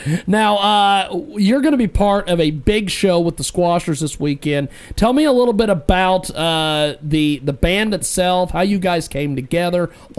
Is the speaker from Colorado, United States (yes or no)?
no; McPherson, Kansas, United States; when I was growing up in McPherson